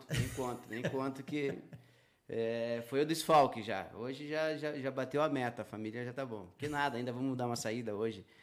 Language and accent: Portuguese; Ilha do Mel, Paraná, Brazil; eu sou da Ilha do Mel, mas assim, ó, minha mãe veio nascer só tirar eu aqui, cara, dois dias de idade já fui para a ilha de novo.